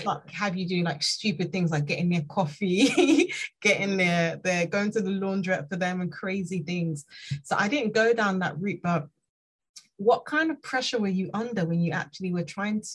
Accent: Nigeria; now in United Kingdom; I'm Nigerian

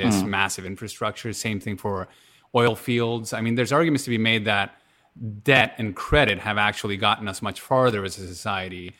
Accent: Canada; we're mostly Canadian

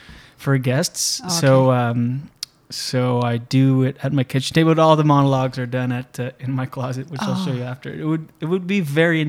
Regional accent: New Brunswick, Canada; first language French; English is a second language; moved away; So my grandfather, Dion, from Quebec. But no, I grew up on the East Coast in New Brunswick, so I'm an Acadian.

